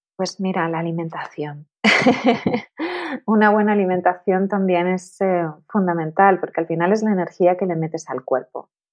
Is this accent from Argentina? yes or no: no; Tenerife, Canary Islands, Spain; moved away as an adult; also born or lived in Madrid; me mudé a Madrid porque yo soy de Tenerife